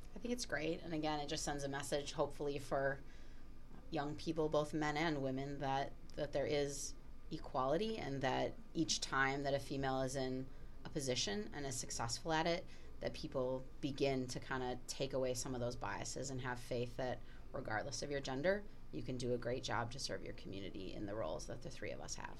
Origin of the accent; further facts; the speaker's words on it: Milwaukee, Wisconsin, United States; as a person who went to an all girls Catholic high school growing up in the Milwaukee area